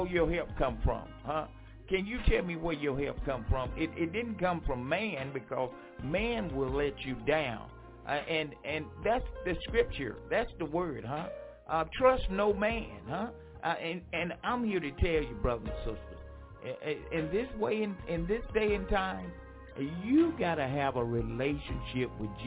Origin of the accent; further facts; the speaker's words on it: Franklinton, North Carolina, United States; moved away; my hometown, Franklinton, North Carolina.